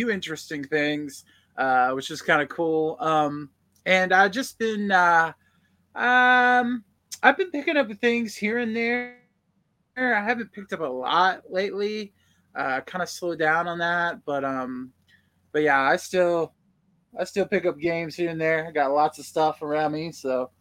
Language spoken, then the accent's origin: English; United States; I'm an American